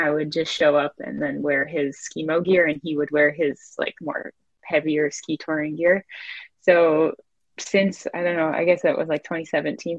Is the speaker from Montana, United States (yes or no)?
no; Maine, United States; moved away; also born or lived in Salt Lake City